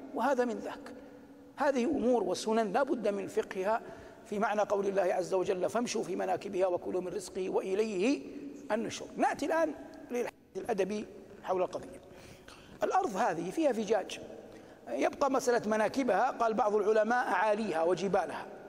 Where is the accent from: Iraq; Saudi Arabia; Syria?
Saudi Arabia; بلادنا المملكة العربية السعودية